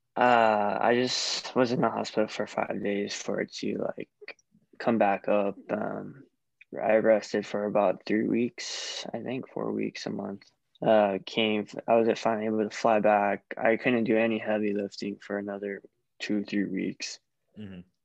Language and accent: English; Hawaii, United States; I'm just from Hawaii.